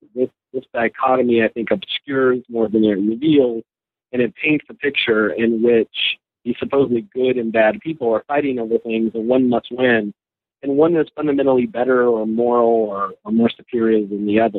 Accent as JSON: {"language": "English", "region": "North Carolina", "country": "United States", "tie": "born or raised there", "also_born_or_lived": "Los Angeles, California / Ohio / Virginia", "moved": "as an adult", "lives_now": "Connecticut, United States", "said": "migrated to North Carolina with my family in uh, the late 70s. Grew up there in the uh, kind of mid South in in North Carolina"}